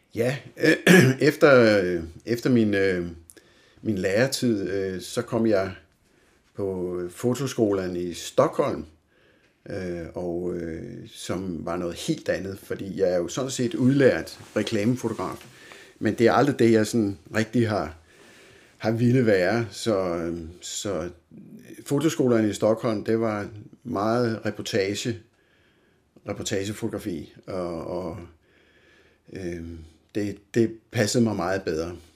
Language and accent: Danish; Humlebæk, Capital Region of Denmark, Denmark; also born or lived in Helsingør; jeg bor her i Torbenvangen, som jeg har gjort det meste af mit liv. Øh, jeg er født i Helsingør, øh, men blev fragtet hjem her til Torbenvangen